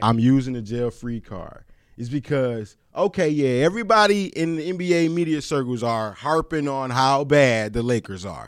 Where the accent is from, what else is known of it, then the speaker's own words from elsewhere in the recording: Michigan, United States; my home state